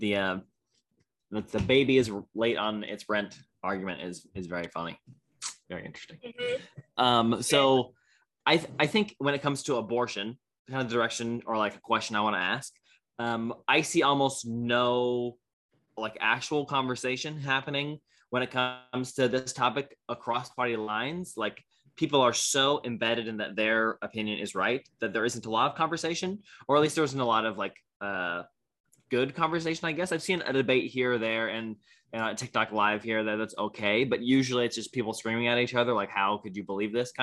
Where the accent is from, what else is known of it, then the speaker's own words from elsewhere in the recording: California, United States; I'm from California